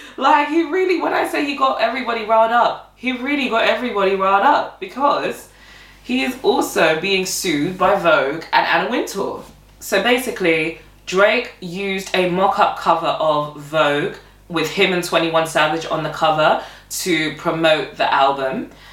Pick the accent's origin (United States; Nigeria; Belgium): Nigeria; as a Nigerian woman as well, because I'm Nigerian.